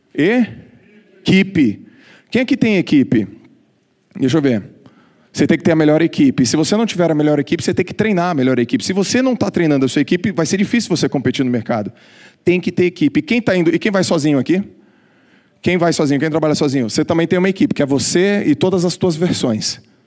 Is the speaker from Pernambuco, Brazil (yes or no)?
no; Santos, São Paulo, Brazil; eu com 15 anos, ganhando algumas competições lá na minha cidade. Eu sou de Santos, embora estar sempre em São Paulo